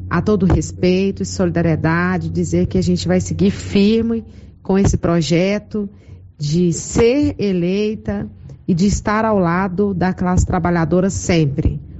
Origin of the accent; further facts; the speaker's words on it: Silvânia, Goiás, Brazil; essa cidade que é tão querida para mim aonde eu fui criada, onde meus pais moram, onde a minha família mora e aonde eu tanto aprendi.